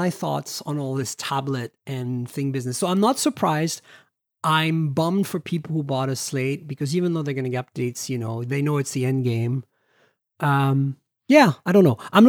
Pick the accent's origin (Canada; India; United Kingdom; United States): Canada; No, I'm okay with XZ. I'm Canadian. I can do Z.